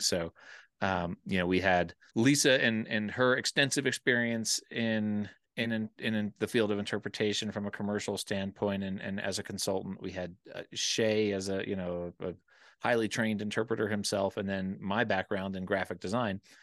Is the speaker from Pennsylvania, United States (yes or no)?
yes; Wayne, Pennsylvania, United States; moved away as an adult; also born or lived in Colorado; I grew up in Wayne, Pennsylvania, uh, just outside of Philadelphia